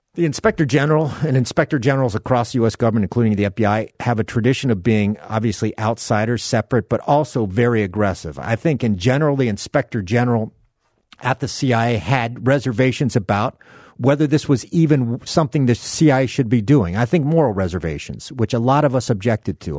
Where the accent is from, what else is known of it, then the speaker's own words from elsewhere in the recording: South Miami, Florida, United States; fishing in the canals of South Miami, Florida, where I grew up